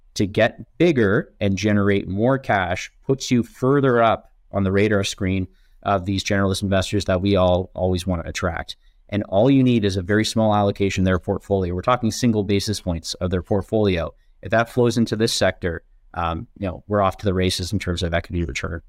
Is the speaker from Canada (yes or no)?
yes; Canada; as a Canadian